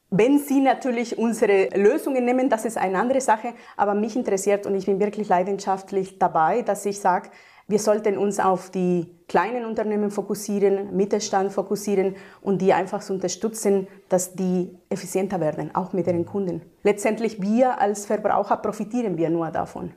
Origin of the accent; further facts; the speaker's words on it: Mexico; now in Germany; Ich komme ursprünglich aus Mexiko und bin seit 20 Jahren in Deutschland.